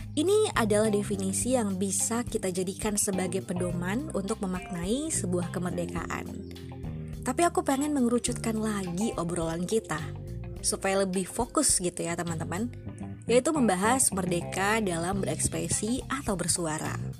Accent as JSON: {"language": "Indonesian", "region": "Bengkulu", "country": "Indonesia", "said": "asalku dari Bengkulu"}